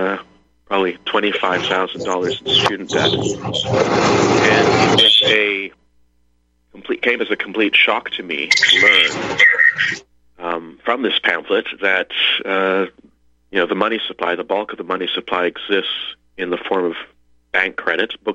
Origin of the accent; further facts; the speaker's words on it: Canada; also born or lived in Liechtenstein; I'm Canadian, live in Canada